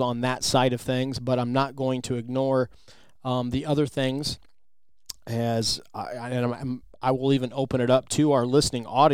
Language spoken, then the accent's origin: English; Midwest, United States; I'm from the Midwest